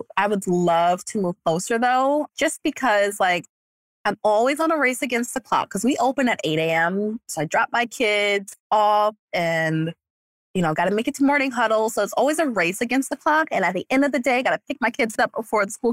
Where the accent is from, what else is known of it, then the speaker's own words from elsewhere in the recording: New York, United States; moved away; I'm from New York and I have no family here